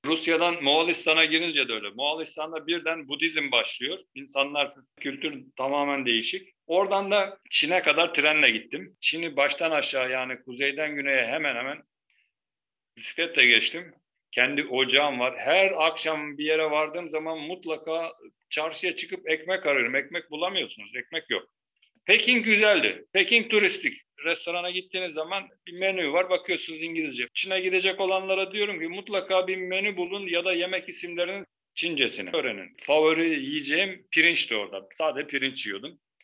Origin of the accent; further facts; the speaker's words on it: Turkey; biz Türk'üz